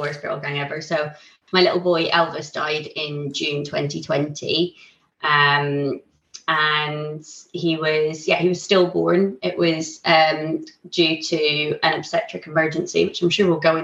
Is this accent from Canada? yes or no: no; Ireland; now in Isle of Wight, United Kingdom; I'm Irish